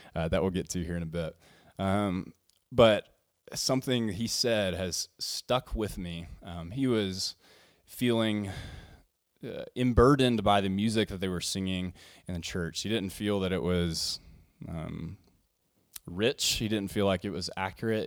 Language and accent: English; Arkansas, United States; I come from the Southern Baptist world and Southern, or, and, yeah, and Arkansas